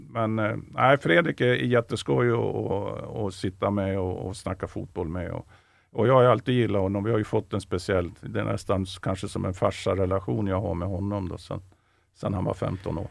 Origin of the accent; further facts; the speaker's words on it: central or southern Norrland, Sweden; Jag är ju norrlänning som han, fast jag kommer från, från mellersta Norrland eller till och med södra Norrland